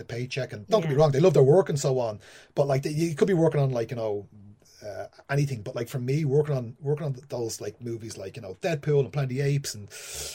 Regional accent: Ireland; moved away; being Irish and being a writer

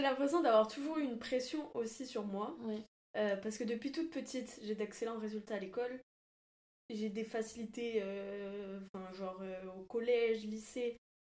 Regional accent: Toulouse, Occitania, France; moved away as an adult; now in Paris, France; je viens de Toulouse et euh, j'aimais pas trop ma vie là-bas.

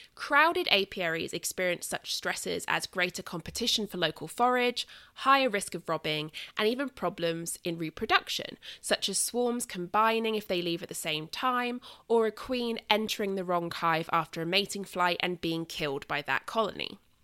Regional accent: southern England, United Kingdom; accent: southern England; moved away; my accent is southern England

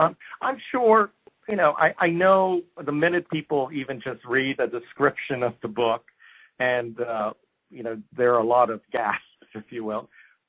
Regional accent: Japan; So a few things about growing up in Japan. First of all, it's probably one of the safest societies.

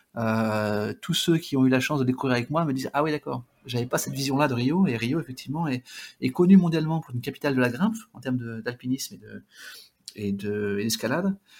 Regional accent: Basque Country, Nouvelle-Aquitaine, France; also born or lived in Brazil / Bidart; je suis originaire du Pays Basque

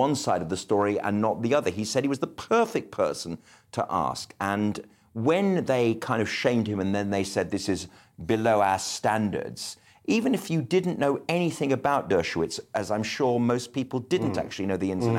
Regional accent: Birmingham, West Midlands, United Kingdom; I am from Birmingham. It is the top of my identity

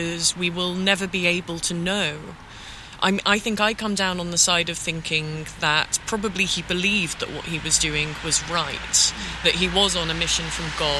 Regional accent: London, United Kingdom; growing up in London

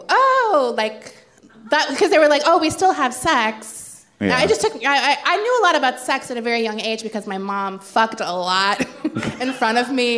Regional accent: Jacksonville, Florida, United States; I was born in Jacksonville, Florida, which is

